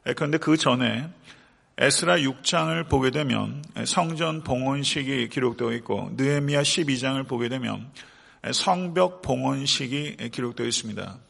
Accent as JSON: {"language": "Korean", "town": "Buyeo", "region": "South Chungcheong", "country": "South Korea", "tie": "born or raised there", "moved": "yes", "lives_now": "Atlanta, United States", "said": "제 본적이 부여입니다. 예, 부여인데, 아, 저희 그 고모님이 아직도 그 제 생가에서 태어났어요. 예, 전 집에서 태어났습니다."}